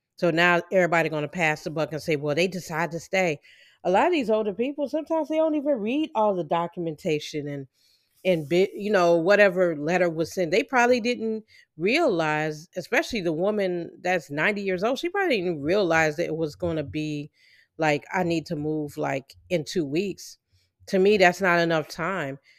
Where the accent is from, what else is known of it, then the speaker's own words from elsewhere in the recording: Illinois, United States; I'm from, I'm from the Illinois area